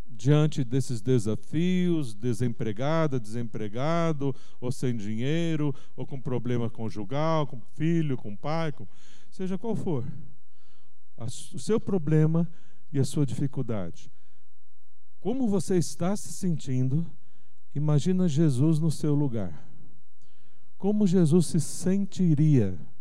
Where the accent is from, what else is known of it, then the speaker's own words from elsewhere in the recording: Brazil; como brasileiros